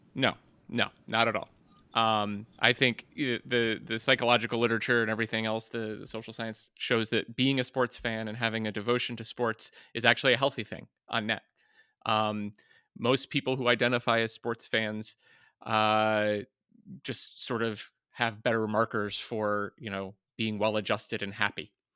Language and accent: English; West Virginia, United States; moved away; also born or lived in Flint, Michigan; being from Flint, Michigan, and growing up in West Virginia